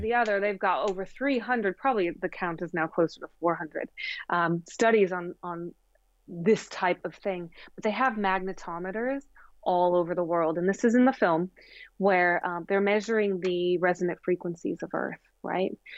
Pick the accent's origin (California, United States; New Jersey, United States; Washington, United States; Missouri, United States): Missouri, United States; Springfield; I grew up in the Bible Belt. I'm from Springfield, Missouri.